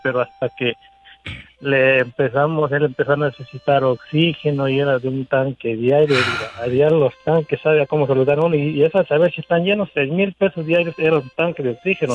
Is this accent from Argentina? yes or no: no; Veracruz, Mexico; now in Los Angeles, United States; nosotros somos del estado de Veracruz